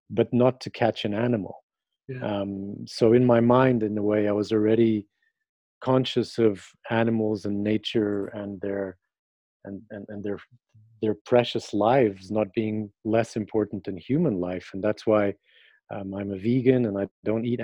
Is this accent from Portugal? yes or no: yes; Portugal; moved away; as a typical kid growing up in Portugal, we would go to the beach all summer long